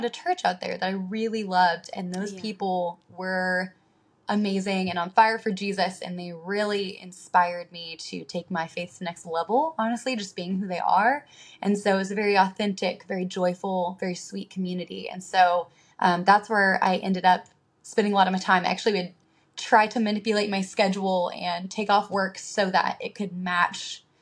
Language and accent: English; Oregon, United States; moved away as an adult; also born or lived in Arizona / Florida; now in North Carolina, United States; I grew up in Oregon and then my parents actually still live there